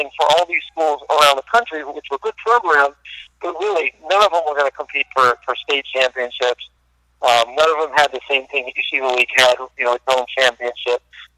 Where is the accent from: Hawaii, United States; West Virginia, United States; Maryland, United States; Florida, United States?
Maryland, United States; Silver Spring; moved away; I'm from Maryland, I grew up in Silver Spring, I went to Hebrew Academy down there.